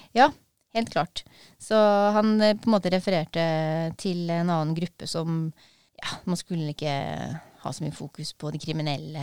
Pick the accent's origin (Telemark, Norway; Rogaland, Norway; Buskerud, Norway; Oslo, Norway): Telemark, Norway; Porsgrunn; jeg er fra Brevik i Porsgrunn